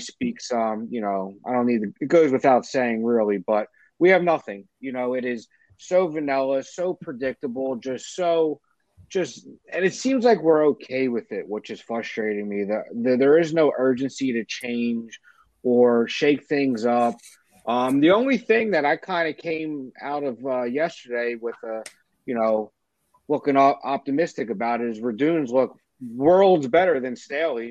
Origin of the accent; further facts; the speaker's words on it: right outside Philadelphia, New Jersey, United States; I am um, from South Jersey, right outside Philly. I was born in Philly, surrounded by Eagles fans my whole life